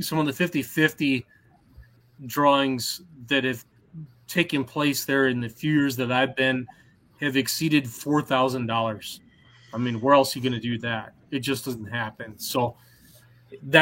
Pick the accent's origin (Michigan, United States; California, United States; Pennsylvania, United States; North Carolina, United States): Michigan, United States; Armada; my hometown fair, Armada